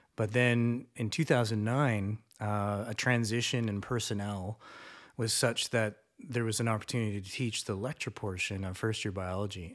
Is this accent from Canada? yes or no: yes; Canada; also born or lived in Seoul, South Korea; as a Canadian, had lived somewhere